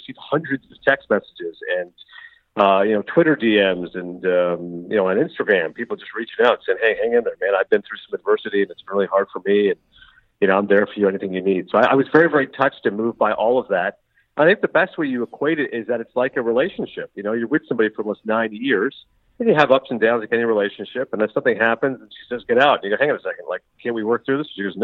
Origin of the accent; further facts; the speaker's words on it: Canada; moved away; I was born and raised in Canada